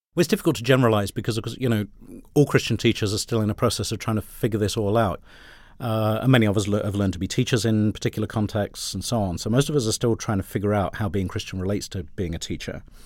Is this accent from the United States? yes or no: no; United Kingdom; accent: British; I had a British accent